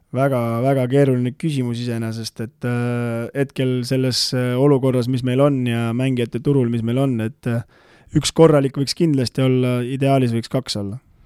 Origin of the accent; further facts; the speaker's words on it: Tamsalu, Lääne-Viru County, Estonia; also born or lived in Rae, Harju County; minu kodukandi tiim